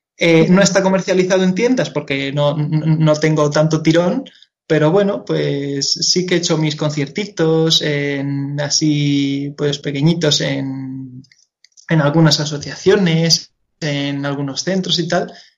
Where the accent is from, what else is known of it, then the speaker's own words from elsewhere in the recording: Madrid, Community of Madrid, Spain; yo soy de aquí de Madrid. Nací en Madrid y, y siempre, y siempre he estado en Madrid